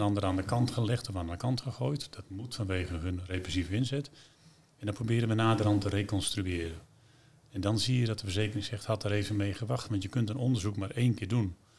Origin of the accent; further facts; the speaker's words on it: Netherlands; We zijn Hollanders